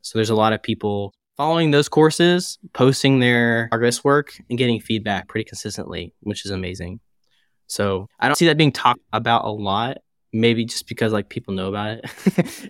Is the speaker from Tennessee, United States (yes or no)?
yes; Chattanooga, Tennessee, United States; now in St. Louis, United States; I'm originally from Tennessee in a small city named Chattanooga, which is about two hours south or an hour and a half south of Nashville. So that's where family is. That's where I grew up